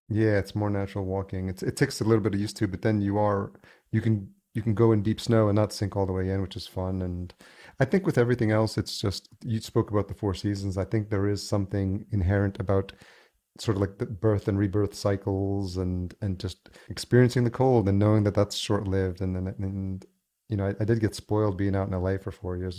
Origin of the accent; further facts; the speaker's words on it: New York, United States; moved away as an adult; also born or lived in Los Angeles, California; now in Minneapolis, United States; I grew up in New York